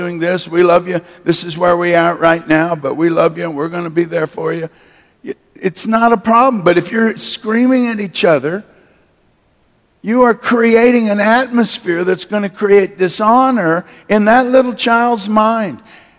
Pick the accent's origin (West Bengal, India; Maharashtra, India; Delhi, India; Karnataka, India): West Bengal, India; Kolkata; born there; also born or lived in Manila, Philippines; My parents were missionaries. I was born in Calcutta, India, as you know. They raised up two major churches there in India